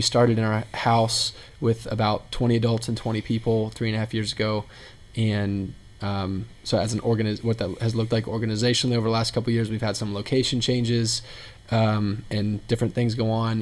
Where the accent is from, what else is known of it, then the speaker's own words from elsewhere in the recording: Indianapolis, Indiana, United States; moved away; also born or lived in Texas; I'm from Indianapolis, was in Texas for a while, moved back to Indianapolis in May of 2016